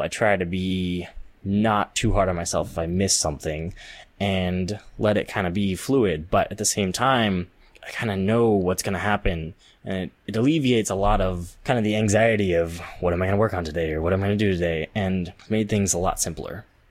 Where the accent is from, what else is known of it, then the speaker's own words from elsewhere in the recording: Central Valley, California, United States; I was growing up in the Central Valley in California